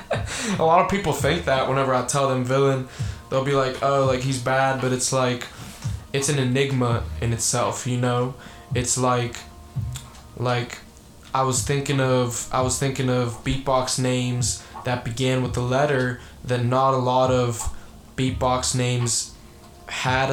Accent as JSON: {"language": "English", "town": "Pittsburgh", "region": "Pennsylvania", "country": "United States", "tie": "born or raised there", "also_born_or_lived": "Bulgaria", "said": "I grew up in Pittsburgh my whole life. I never lived anywhere else."}